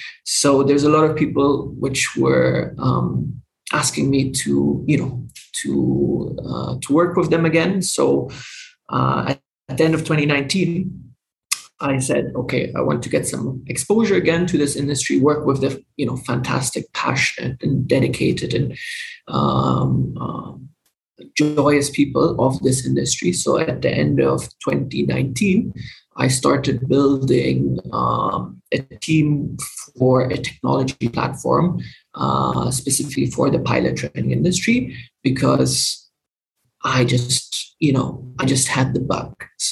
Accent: Dubai, United Arab Emirates; also born or lived in Germany; So I'm originally German, but I grew up in the Middle East, in Dubai.

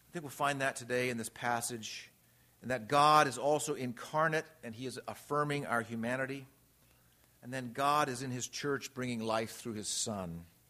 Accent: Redlands, California, United States; I grew up in Redlands, California, Southern California

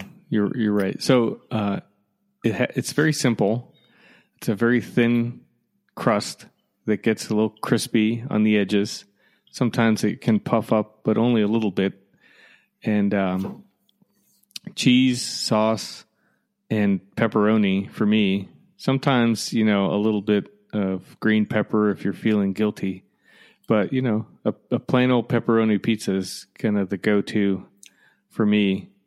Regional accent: Connecticut, United States; moved away; I grew up in Connecticut, but close to New York.

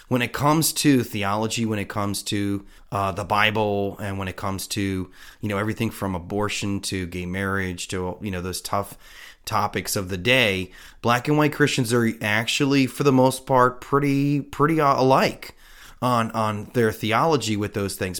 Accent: United States; as an American

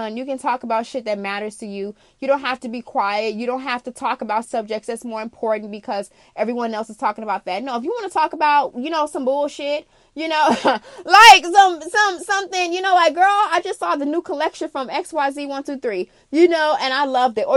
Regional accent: Chicago, Illinois, United States; also born or lived in Arizona; I'm an international girl, yes, but I'm from Chicago

